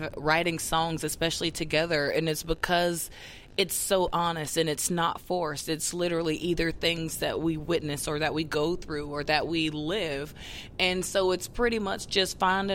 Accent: the South, United States; we're from the South.

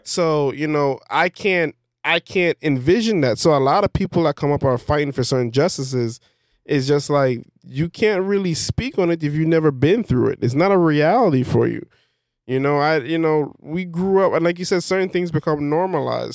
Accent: Belize; I'm from Belize.

